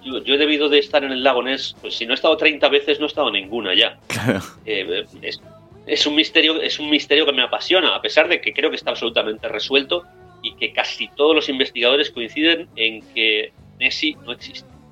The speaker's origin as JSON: {"language": "Spanish", "country": "Spain", "tie": "born or raised there", "also_born_or_lived": "United States", "moved": "as an adult", "lives_now": "Glasgow, United Kingdom", "said": "nací en España, hablo español más o menos bien, pero, realmente me siento mucho más escocés"}